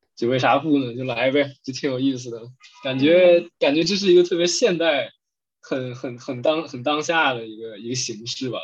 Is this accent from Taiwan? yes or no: no; Northeast China, China; accent: Northeastern (Dongbei); 我的就是口，东北口音